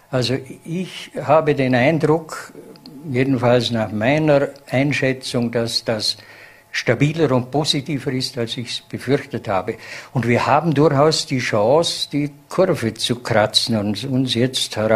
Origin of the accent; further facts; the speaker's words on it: Vorarlberg, Austria; so wird man es auch als Vorarlberger Gemeinschaft wieder schaffen, hier herauszukommen.